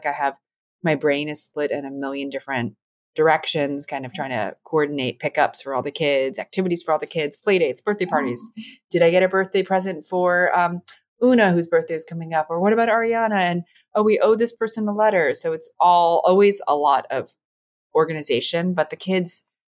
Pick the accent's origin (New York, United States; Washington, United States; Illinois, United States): New York, United States; New York City; I grew up in New York City in the 90s